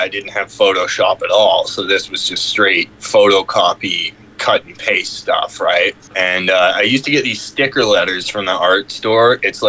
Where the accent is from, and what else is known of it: Squamish, British Columbia, Canada